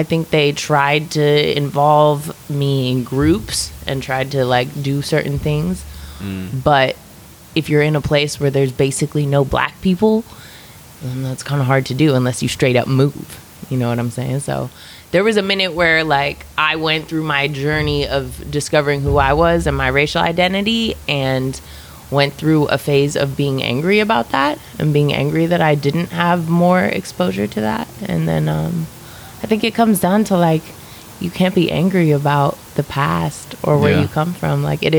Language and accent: English; Eugene, Oregon, United States; Well, Eugene's like a real hippie town, right? So I grew up raised by white parents.